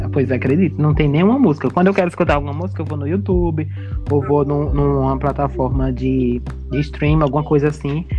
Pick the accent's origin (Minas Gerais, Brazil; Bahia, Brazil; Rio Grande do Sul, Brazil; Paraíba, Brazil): Bahia, Brazil; Juazeiro; A gente aqui vive no Nordeste, né? Nós somos da Bahia, da região norte da Bahia, Juazeiro, Bahia